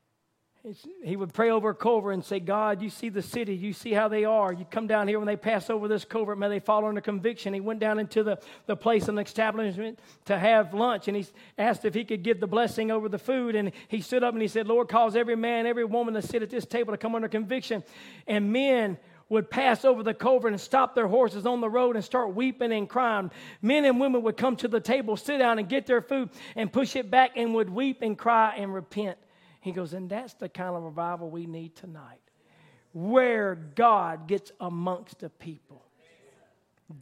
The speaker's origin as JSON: {"language": "English", "region": "Mississippi", "country": "United States", "said": "I'm from Mississippi"}